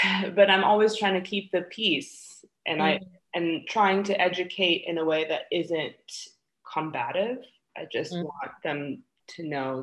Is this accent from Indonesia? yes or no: yes; Indonesia; now in Canada; I grew up in Indonesia, but I have a Canadian passport